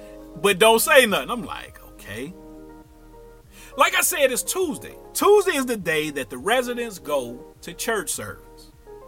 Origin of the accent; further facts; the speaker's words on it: St. Louis, Missouri, United States; … is a cool cat from STL. He's from St. Louis. He'll let you know. I'm from St. Louis.